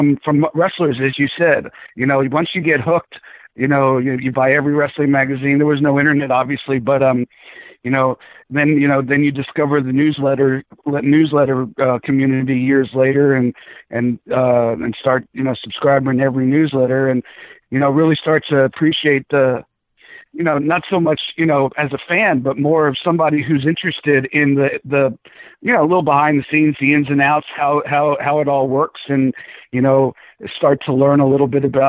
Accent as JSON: {"language": "English", "region": "South Florida", "country": "United States", "tie": "born or raised there", "also_born_or_lived": "Bronx, New York / Atlanta"}